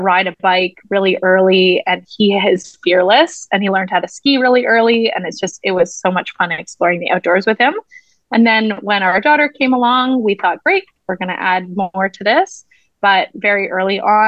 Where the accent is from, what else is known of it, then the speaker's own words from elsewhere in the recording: Ontario, Canada; moved away as an adult; now in Vancouver, Canada; I moved to the West Coast, because I'm originally from Ontario. And I moved here